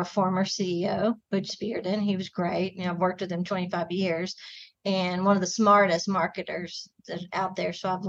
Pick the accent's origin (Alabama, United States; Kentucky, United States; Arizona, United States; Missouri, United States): Kentucky, United States; moved away as an adult; also born or lived in Gatlinburg, Tennessee; now in Nashville, United States; I'm from Kentucky originally, but not too far from here.